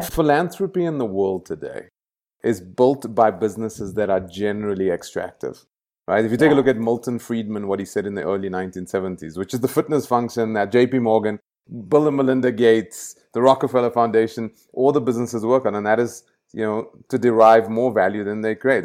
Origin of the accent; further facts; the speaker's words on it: Johannesburg, Gauteng, South Africa; moved away; I grew up in El Dorado Park. It's a very dangerous place to grow up